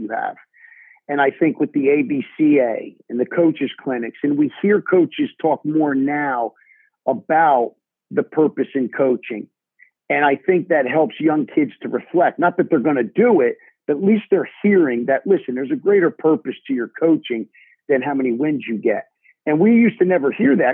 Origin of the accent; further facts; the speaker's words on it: New Jersey, United States; I had some great coaches in growing up in New Jersey